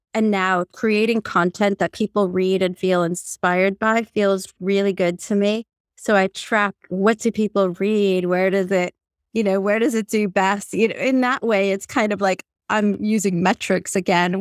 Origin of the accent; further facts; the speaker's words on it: Puerto Rico; also born or lived in New Orleans, United States / Pennsylvania, United States / Örebro, Sweden; now in England; as a Latin American, I'm from Puerto Rico